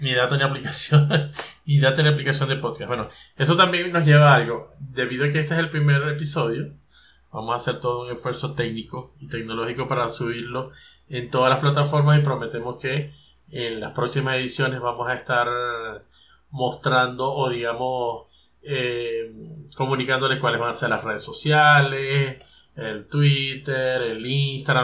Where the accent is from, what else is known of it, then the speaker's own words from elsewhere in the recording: Venezuela; nosotros los tres que somos de Venezuela